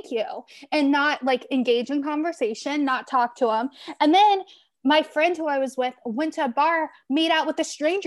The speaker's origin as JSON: {"language": "English", "region": "Florida", "country": "United States", "said": "Yes, I'm from Florida, but my family's from Charleston. So very Southern."}